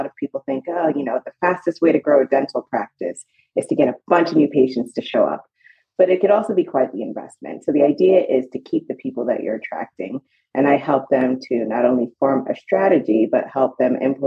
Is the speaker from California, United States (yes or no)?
no; Long Island, New York, United States; moved away as an adult; also born or lived in Portland, Oregon; now in Charlotte, United States; that's where I was born and raised, hence the personality